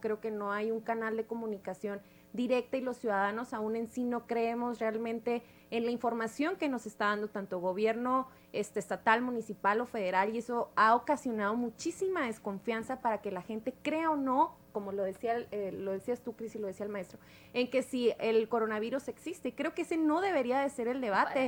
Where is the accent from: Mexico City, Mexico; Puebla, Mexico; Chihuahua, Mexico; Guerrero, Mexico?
Chihuahua, Mexico; Nuevo Casas Grandes; del municipio donde yo soy, de Nuevo Casas Grandes